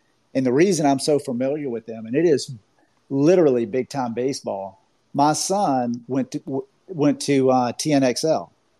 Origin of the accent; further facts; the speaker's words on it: Augusta, Georgia, United States; now in Orlando, United States; I'm down here in Orlando, Florida, but I'm originally from Augusta, Georgia